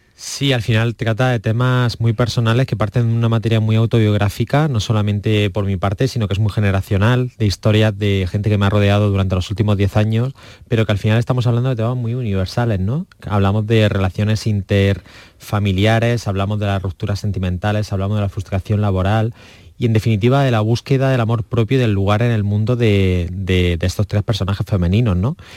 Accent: Almería, Andalusia, Spain; mi tierra, en Almería

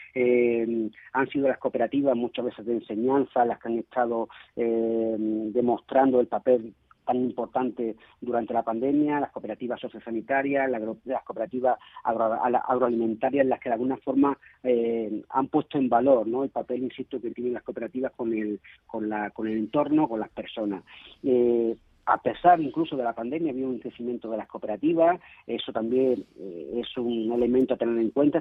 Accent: Málaga, Andalusia, Spain; soy malagueño

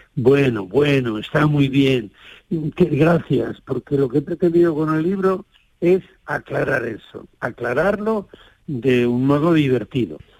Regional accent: Liébana, Cantabria, Spain; Y nací en Líbana, muy cerca de donde tenía Beato el monasterio

